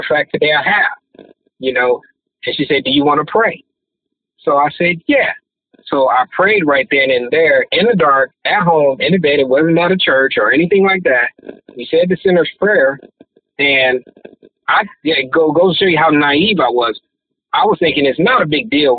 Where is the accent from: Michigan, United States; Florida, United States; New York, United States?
Michigan, United States; Detroit; Growing up in Detroit, we we grew up on opposite sides of town. I grew up on the east side